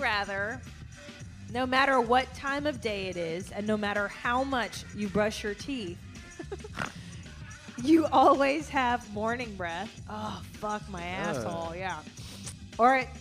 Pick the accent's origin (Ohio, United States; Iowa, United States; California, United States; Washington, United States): California, United States; I was from California